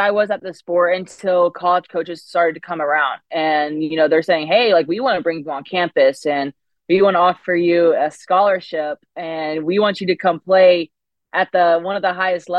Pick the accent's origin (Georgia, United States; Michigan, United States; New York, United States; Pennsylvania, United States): Georgia, United States; Woodstock; moved away as an adult; now in Gainesville, United States; I grew up in the North Atlanta area, Woodstock area for the main part. I moved around a couple of times